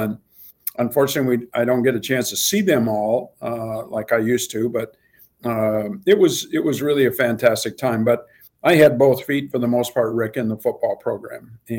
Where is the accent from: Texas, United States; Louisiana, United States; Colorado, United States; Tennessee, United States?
Colorado, United States; And I grew up in Colorado